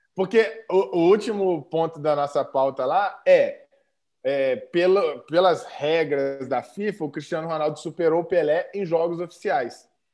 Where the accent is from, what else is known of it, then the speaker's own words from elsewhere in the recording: Brazil; a gente é brasileiro